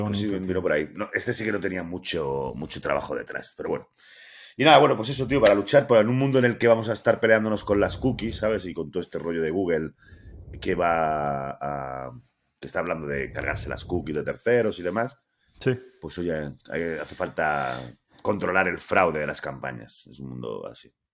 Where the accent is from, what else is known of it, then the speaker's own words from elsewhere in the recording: Andalusia, Spain; now in León, Spain; todos los andaluces